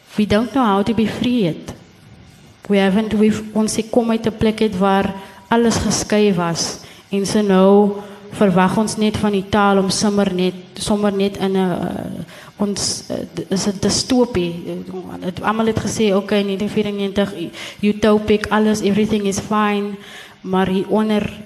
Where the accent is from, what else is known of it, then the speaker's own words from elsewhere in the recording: Gansbaai, Western Cape, South Africa; moved away; ek het die hele tyd gedink ek is van Gansbaai